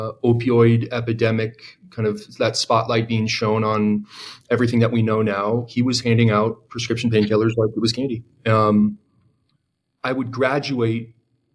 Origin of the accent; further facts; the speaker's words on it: San Diego, California, United States; I grew up in San Diego at a high school that was about 4,000 kids